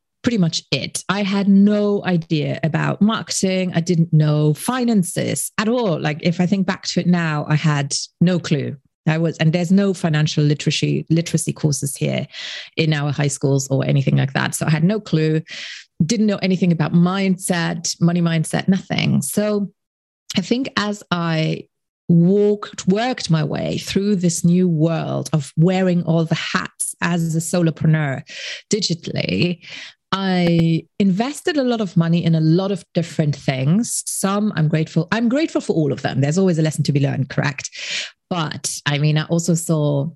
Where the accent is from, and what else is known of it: Luxembourg; English is a second language